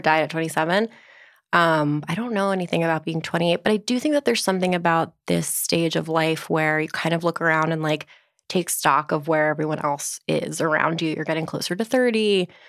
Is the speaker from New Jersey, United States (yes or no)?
yes; Livingston, New Jersey, United States; also born or lived in New York; now in Brooklyn, United States; Northern New Jersey, Livingston